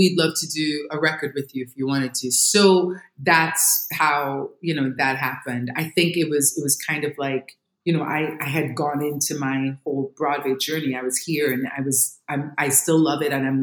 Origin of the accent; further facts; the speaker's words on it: Trinidad & Tobago; moved away; I grew up in Trinidad, you know, the island of Trinidad and Tobago